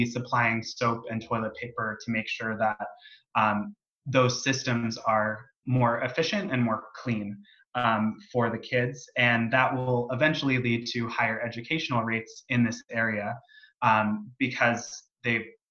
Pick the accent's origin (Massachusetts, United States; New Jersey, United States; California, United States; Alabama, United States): California, United States; San Diego; I'm from San Diego